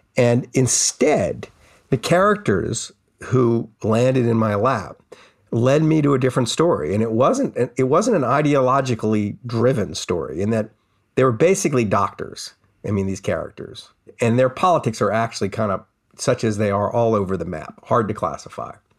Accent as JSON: {"language": "English", "town": "New Orleans", "region": "Louisiana", "country": "United States", "tie": "born or raised there", "said": "growing up in New Orleans"}